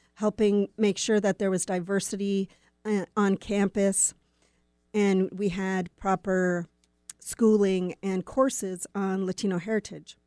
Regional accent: near Winnipeg, Manitoba, Canada; moved away as an adult; also born or lived in Vancouver, Canada / Willmar, Minnesota; I grew up near Winnipeg

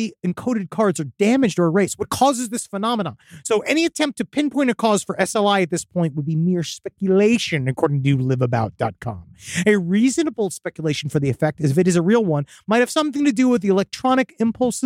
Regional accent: United States; I'm American as hell

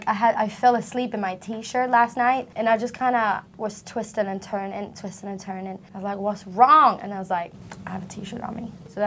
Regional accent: Sweden; I'm from Sweden.

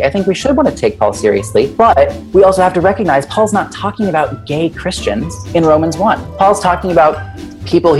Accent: Wichita, Kansas, United States; I was born and raised in Wichita, Kansas, in a conservative Presbyterian church there

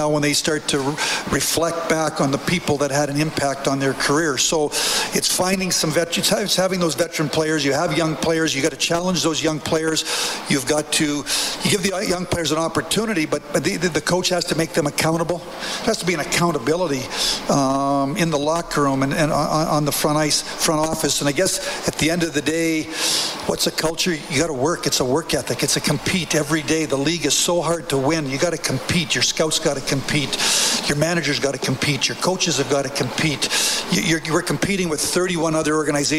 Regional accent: Vernon, British Columbia, Canada; also born or lived in Medicine Hat, Alberta; I'm a Western Canadian boy. I was born in Vernon, British Columbia

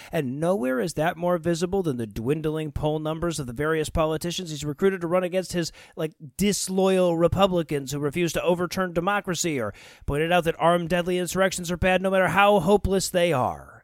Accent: Georgia, United States; my home state of Georgia

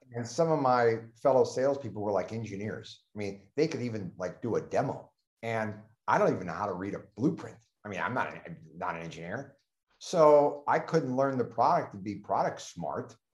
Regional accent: Cleveland, Ohio, United States; I'm from Cleveland

